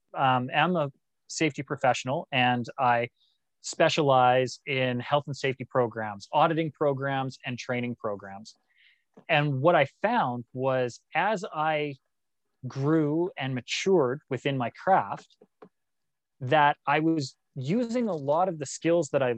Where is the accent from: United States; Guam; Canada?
Canada; also born or lived in Australia / Malaysia; us as a Canadian people